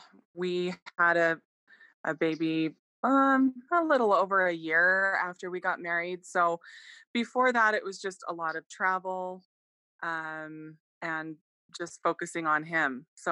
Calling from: Arizona, United States

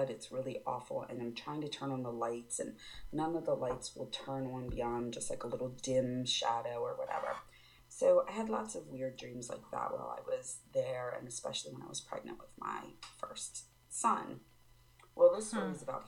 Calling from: Maryland, United States; I'm from Maryland.

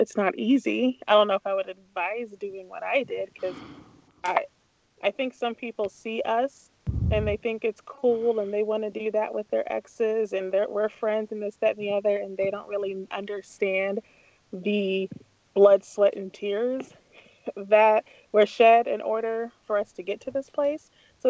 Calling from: St. Louis, Missouri, United States; in St. Louis.

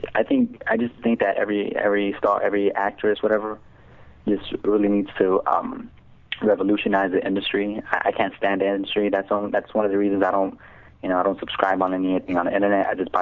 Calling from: Los Angeles, California, United States; I was calling from, I guess, Mid-City, Los Angeles.

